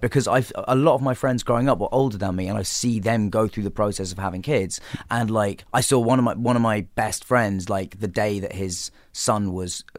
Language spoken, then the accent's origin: English; England, United Kingdom; being English